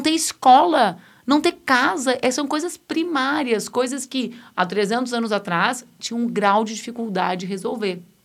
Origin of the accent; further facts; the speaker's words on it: Rio Grande do Sul, Brazil; now in Porto Alegre, Brazil; ali na metade sul, onde eu cresci